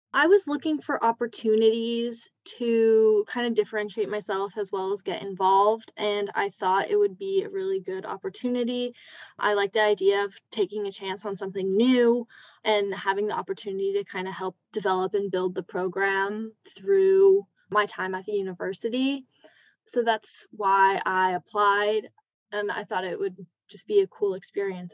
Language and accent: English; California, United States; moved away as an adult; I'm from California